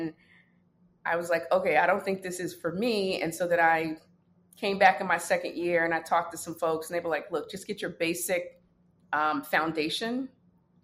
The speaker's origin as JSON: {"language": "English", "town": "New York City", "region": "New York", "country": "United States", "tie": "born or raised there", "also_born_or_lived": "Brooklyn, New York / Washington, D.C.", "said": "I'm from the Bronx, New York"}